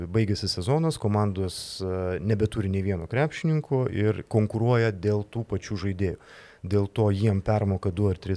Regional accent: Lithuania; galbūt mes lietuviai

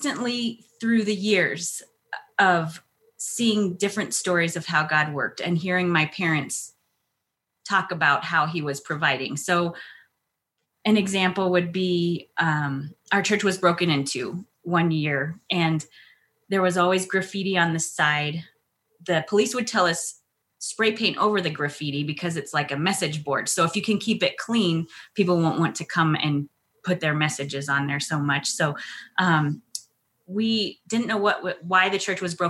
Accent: El Paso, Texas, United States; now in Colorado, United States; I'm originally from El Paso, Texas

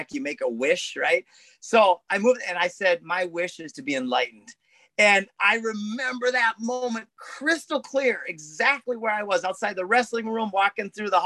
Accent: Minnesota, United States; I'm from Minnesota

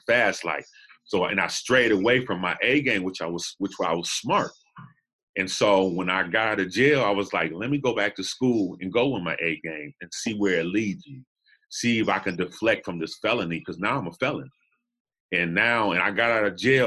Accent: Los Angeles, California, United States; also born or lived in Buffalo, New York; I'm originally from Los Angeles, South Central LA. I was born back in 69.

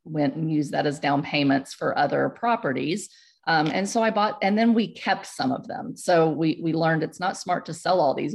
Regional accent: Houston, Texas, United States; moved away as an adult; also born or lived in central Pennsylvania; Where I grew up in Houston

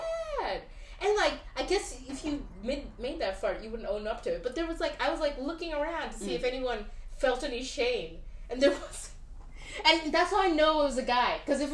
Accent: United Kingdom; we're also British

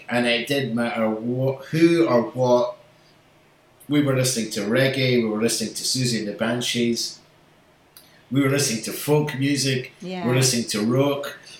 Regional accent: Glasgow, Scotland, United Kingdom; accent: Scottish; moved away; also born or lived in Manchester; I had this Scottish accent. They were like, wait a minute, you're not from America. No, I'm from Glasgow.

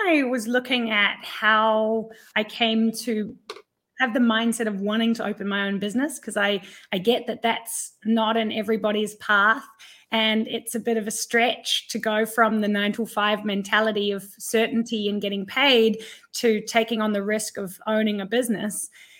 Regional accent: Thailand; also born or lived in 12 countries; I was born in Thailand and raised as an expat kid, and I've been living in 12 countries and I speak 5 different languages.

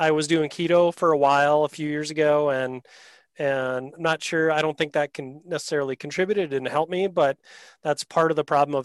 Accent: Wisconsin, United States; I'm from Wisconsin normally.

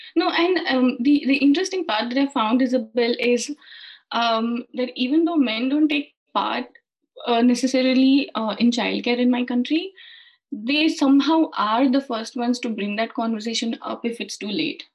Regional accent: India; moved away as an adult; now in United Kingdom; I'm originally from India. Mm-hmm. Uh, and we moved to the UK last year

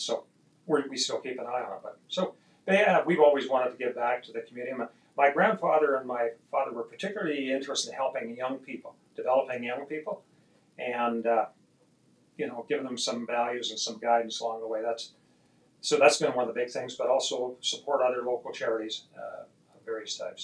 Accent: Edmonton, Alberta, Canada; also born or lived in London, England; took me in her arms, and I was six months old, to Canada, where my dad lived in Edmonton, Alberta.

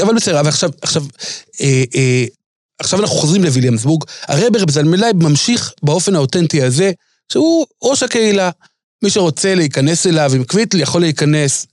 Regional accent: Jerusalem, Jerusalem District, Israel; אני הייתי ילד בירושלים

